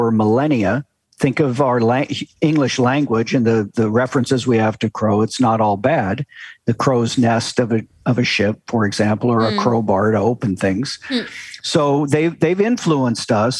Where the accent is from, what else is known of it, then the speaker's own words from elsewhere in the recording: Kansas, United States; moved away; also born or lived in South Carolina / Maine / Idaho; I grew up in Kansas